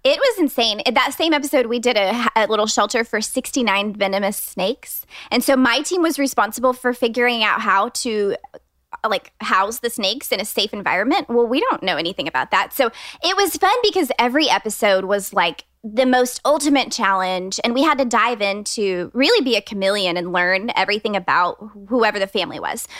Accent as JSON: {"language": "English", "town": "Austin", "region": "Texas", "country": "United States", "tie": "born or raised there", "said": "I'm a designer based here in Austin, Texas. I grew up in Austin"}